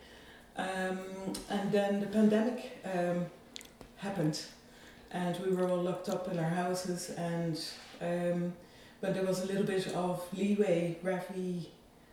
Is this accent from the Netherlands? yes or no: yes; Netherlands; moved away as an adult; now in Ireland; I'm originally from the Netherlands and I moved here 20 years ago.